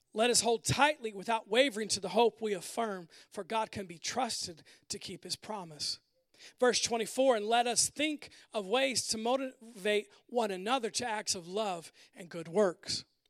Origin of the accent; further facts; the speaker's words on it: United States; modern American people who are all about our independence